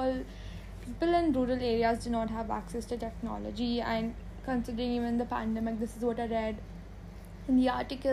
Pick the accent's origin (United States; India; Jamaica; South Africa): India; as an Indian